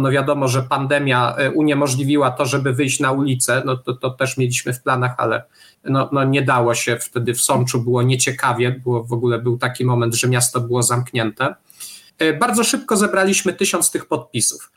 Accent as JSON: {"language": "Polish", "town": "Tarnów", "region": "Lesser Poland", "country": "Poland", "said": "ja jestem z Tarnowa"}